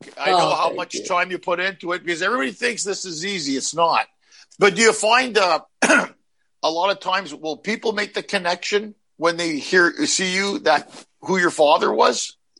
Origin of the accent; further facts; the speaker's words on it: Tulsa, Oklahoma, United States; I'm from Tulsa, Oklahoma.